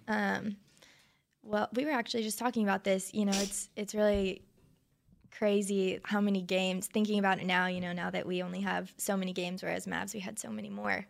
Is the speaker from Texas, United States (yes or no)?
yes; Flower Mound, Texas, United States; also born or lived in Arlington, Texas; I grew up in Arlington until third grade and then moved to Flower Mound